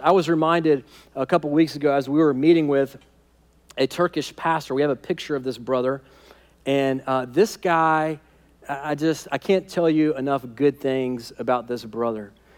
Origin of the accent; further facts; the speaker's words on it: United States; American Christians